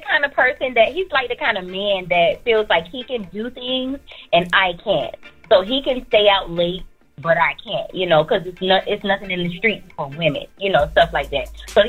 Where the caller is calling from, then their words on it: Florida, United States; I'm calling from Florida.